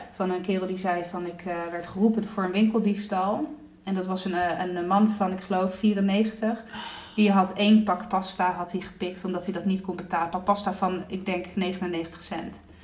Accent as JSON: {"language": "Dutch", "region": "Southern Italy", "country": "Italy", "said": "ik kom uit Zuid-Italië"}